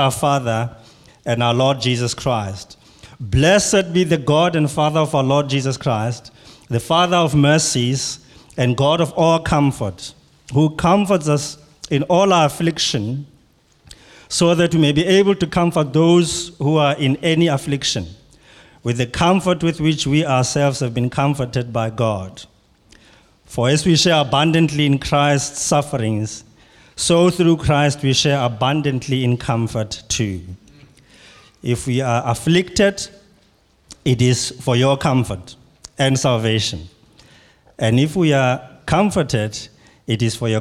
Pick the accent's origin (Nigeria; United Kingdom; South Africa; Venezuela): South Africa; Pietermaritzburg, KwaZulu-Natal; I come from South Africa in a city called Pietermaritzburg